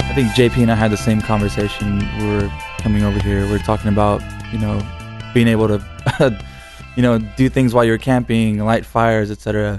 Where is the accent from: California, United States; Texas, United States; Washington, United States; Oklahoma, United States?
Texas, United States; San Antonio; I was born in San Antonio